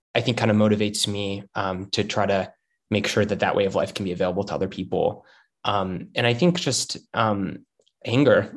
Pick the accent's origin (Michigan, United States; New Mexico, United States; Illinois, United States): Illinois, United States; Chicago; I'm from Chicago originally, uh, and I come from um, sort of a, a middle class neighborhood that has a lot of union workers, a lot of city workers.